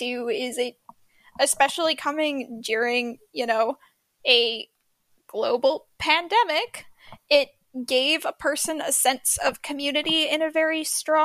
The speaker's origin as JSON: {"language": "English", "country": "Canada", "said": "even being Canadian"}